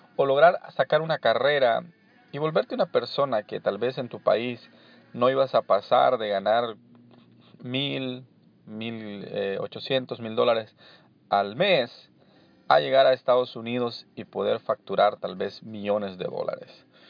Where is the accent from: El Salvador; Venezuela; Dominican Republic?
El Salvador; moved away as an adult; now in Anaheim, United States; Soy eh, originario de El Salvador. Eh, me vine acá a los 25 años